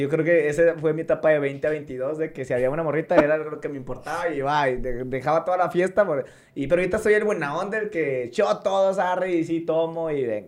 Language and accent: Spanish; Ciudad Juárez, Chihuahua, Mexico; also born or lived in Mexico City; Yo vivía, me crecí en Morelos 1, 2, 3, 4, 5, allá en Las Torres. O sea, ahí me crié yo